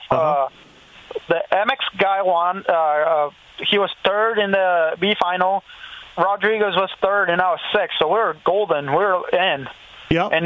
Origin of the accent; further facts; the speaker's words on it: Brazil; No, I think I think what they did post was that I was from Brazil.